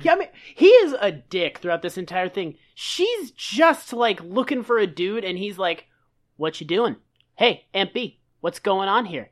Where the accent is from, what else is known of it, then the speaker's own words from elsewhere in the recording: Massachusetts, United States; I'm from Massachusetts